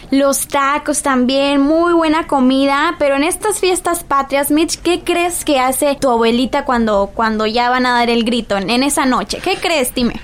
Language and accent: Spanish; Culiacán, Sinaloa, Mexico; soy mexicana, soy culichi, pero yo de defiendo mi Culiacán